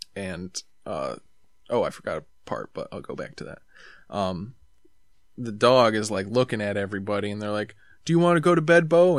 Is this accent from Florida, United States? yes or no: no; New York, United States; I'm from New York